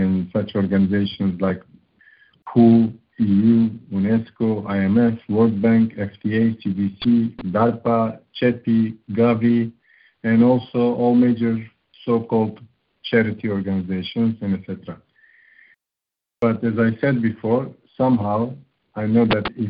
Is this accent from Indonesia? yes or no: no; Turkey; now in Romania; I was born in Turkey, right now living in Romania for over 25 years